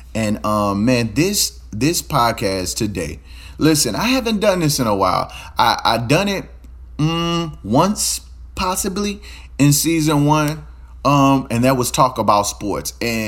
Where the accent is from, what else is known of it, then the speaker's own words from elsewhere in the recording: Baton Rouge, Louisiana, United States; I am from Louisiana. I'm not sure where you're hearing me from. But I'm from Louisiana, Baton Rouge, Louisiana, to be specific, right?